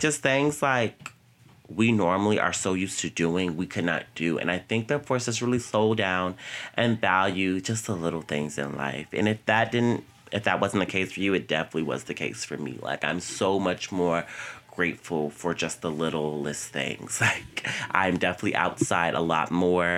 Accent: Virginia, United States; moved away as an adult; now in New York, United States; I came home from New York to Virginia

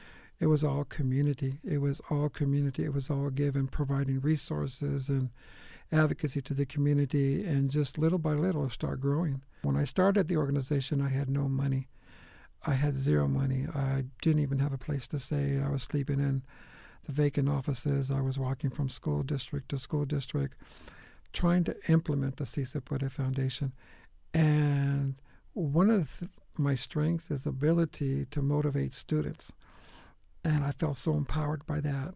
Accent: Phoenix, Arizona, United States; I was born and raised in Phoenix

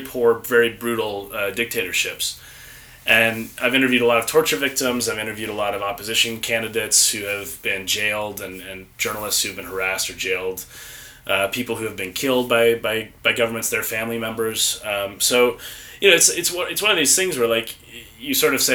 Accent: Golden Valley, Minnesota, United States; moved away as an adult; also born or lived in Oxford, United Kingdom; now in United Kingdom; I'm originally from Golden Valley, Minnesota, born and raised

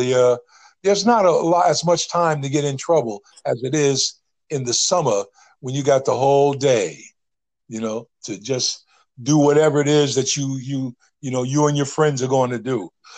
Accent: Northeast, United States; I came from the Northeast.

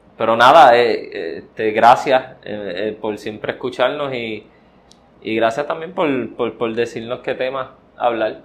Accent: Puerto Rico; soy puertorriqueño

